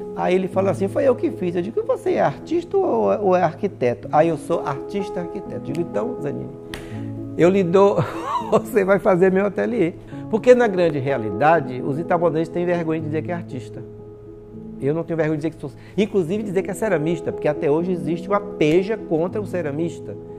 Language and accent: Portuguese; Itabuna, Bahia, Brazil; Eu nasci em Tabuna, no Hospital Santa Cruz